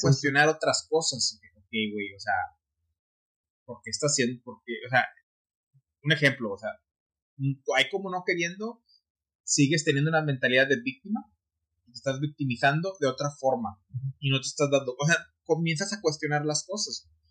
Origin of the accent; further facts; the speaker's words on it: United States; Y soy estadounidense.